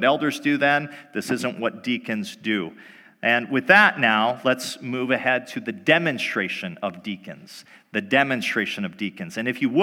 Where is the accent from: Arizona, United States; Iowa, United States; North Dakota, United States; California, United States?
North Dakota, United States; moved away as an adult; also born or lived in Michigan; Before coming back to North Dakota, my home country, I was out in Michigan for a while